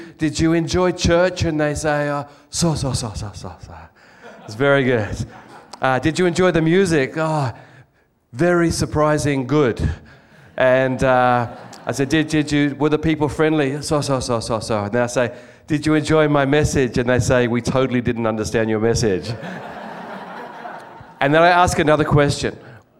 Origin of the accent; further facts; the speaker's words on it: Australia; moved away as an adult; now in Japan; We're actually from Australia